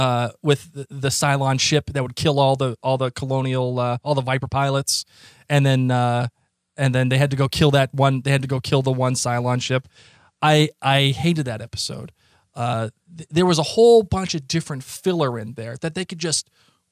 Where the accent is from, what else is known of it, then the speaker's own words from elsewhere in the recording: Boston, Massachusetts, United States; accent: thick Boston; my thickest Boston accent